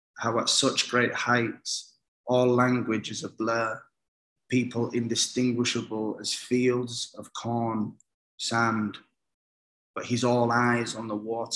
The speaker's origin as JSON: {"language": "English", "country": "United Kingdom", "also_born_or_lived": "Somalia", "said": "I'm British Somali, and my immediate heritage is very nomadic"}